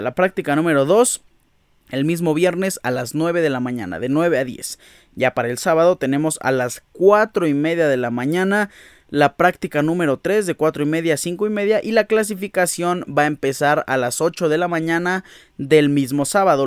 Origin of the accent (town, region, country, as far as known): Mexico